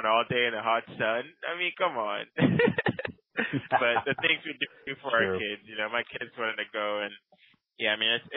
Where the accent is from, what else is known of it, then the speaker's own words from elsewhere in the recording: Ghana; now in United States; I did not leave my third world country, Ghana